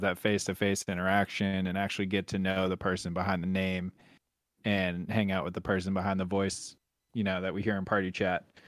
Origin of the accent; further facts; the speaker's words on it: Buffalo, New York, United States; also born or lived in the South (US); now in Southern United States; I'm from Buffalo, New York, and that's, like, ice cream heaven